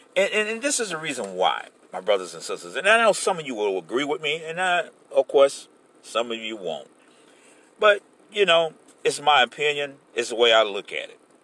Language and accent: English; Florida, United States; this is my home state